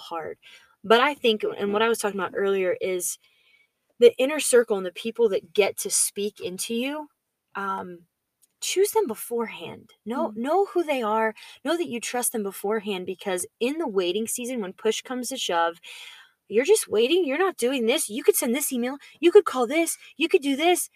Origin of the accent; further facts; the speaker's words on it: Georgia, United States; Andy Stanley is a pastor that I grew up listening to in Georgia